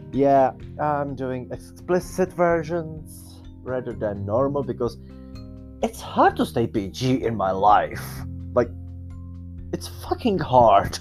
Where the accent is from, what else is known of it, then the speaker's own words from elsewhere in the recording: Czechia; I'm some person from Czech Republic.